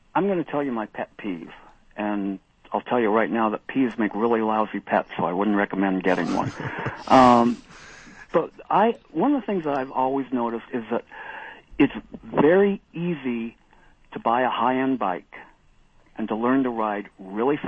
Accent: Colorado, United States; I grew up in Colorado

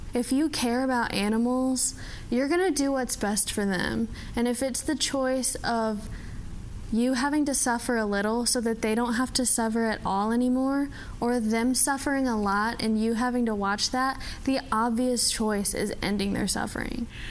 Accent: Texarkana, Texas, United States; moved away as an adult; also born or lived in Valparaiso, Indiana; I was born in Texarkana, in Texas

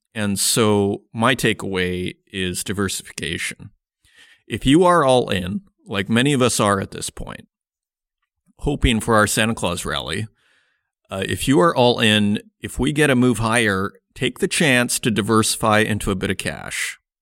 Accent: Saskatoon, Saskatchewan, Canada; now in Germany; I am a North American. I'm from Canada, Saskatoon, Saskatchewan

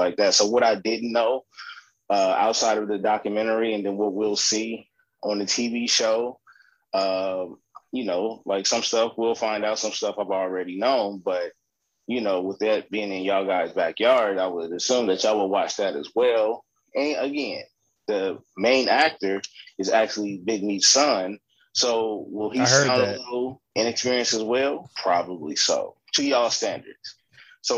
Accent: California, United States; born and raised in California

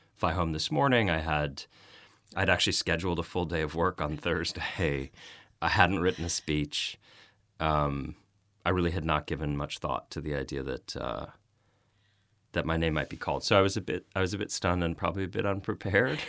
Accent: United States; I'm American

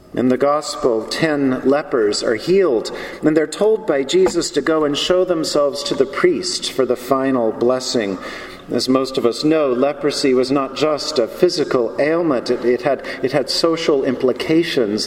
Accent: the South, United States; I'm from the South

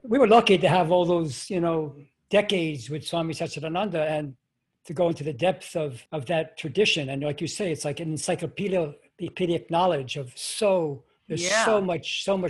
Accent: New York City, New York, United States; I grew up in Flushing, Queens

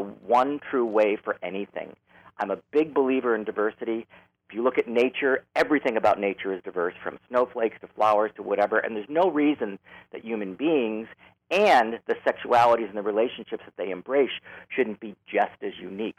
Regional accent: Chicago, Illinois, United States; also born or lived in Los Angeles; now in San Francisco, United States; I grew up in Chicago. I was born in the city, raised in the southern suburbs, and then at some point moved back into the city

